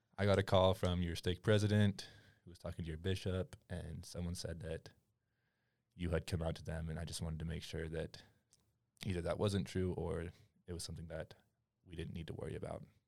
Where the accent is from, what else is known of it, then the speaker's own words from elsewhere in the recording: Utah, United States; also born or lived in Madagascar; I was born in Utah County, raised there my entire life.